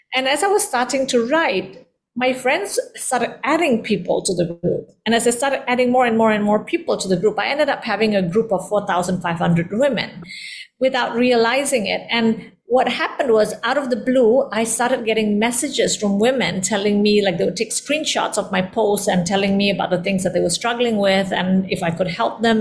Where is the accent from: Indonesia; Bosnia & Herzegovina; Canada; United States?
Indonesia; also born or lived in London; I am of Indian descent, born and raised in Indonesia